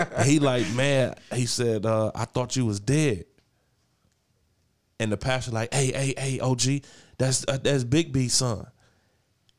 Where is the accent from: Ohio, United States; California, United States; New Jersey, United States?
Ohio, United States; East Cleveland; I grew up in East Cleveland